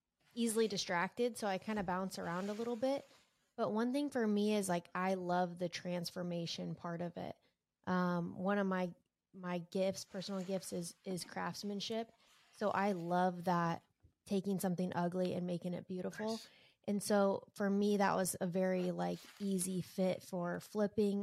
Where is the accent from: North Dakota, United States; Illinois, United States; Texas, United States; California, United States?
California, United States; Southern; moved away as an adult; now in Lincoln, United States; I was born and raised in Southern California